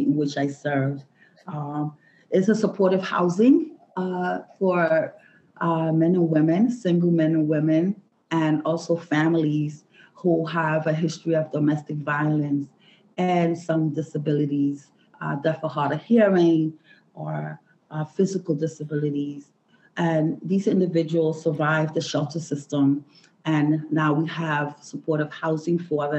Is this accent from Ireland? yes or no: no; Puerto Barrios, Izabal, Guatemala; now in New York, United States; I was born in Guatemala, Puerto Barrios, Guatemala. I migrated to the United States, New York in 1974